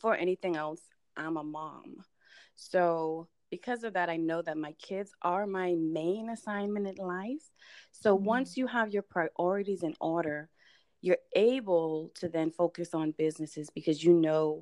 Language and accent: English; Bahamas; now in United States; if you hear a little bit of an accent, that's because I hail from the Bahamas. That's my place of birth. I came to the U.S. in 2001